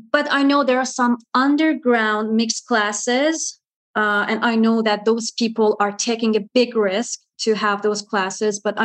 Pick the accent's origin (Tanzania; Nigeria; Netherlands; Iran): Iran; moved away as an adult; now in Canada; I immigrated from Iran to Canada